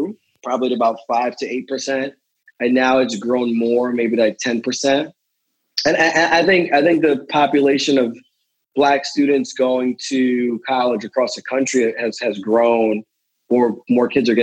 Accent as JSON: {"language": "English", "area": "the Poconos", "region": "Pennsylvania", "country": "United States", "tie": "born or raised there", "said": "I grew up in the Poconos"}